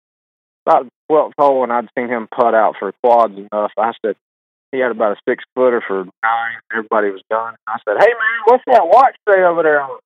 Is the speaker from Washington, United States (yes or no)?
no; Aiken, South Carolina, United States; us Woodside boys over there growing up in the Woodside.